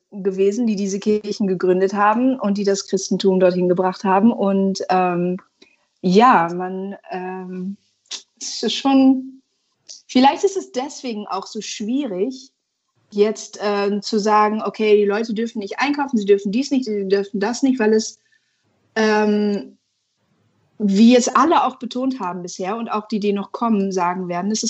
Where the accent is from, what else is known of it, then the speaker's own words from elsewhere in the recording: Indonesia; now in Germany; ich habe ja einen Großteil meiner Kindheit in Indonesien verbracht und das war schon auch immer strange.